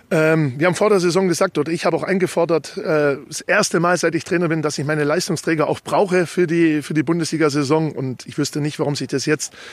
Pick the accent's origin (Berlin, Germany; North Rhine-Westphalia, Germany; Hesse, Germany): Berlin, Germany; Ja, auf jeden Fall. Ich bin Berliner. Ich genieße jeden Tag hier und bin dankbar, dass ich äh, bei Hertha spielen kann, bei Hertha spielen darf.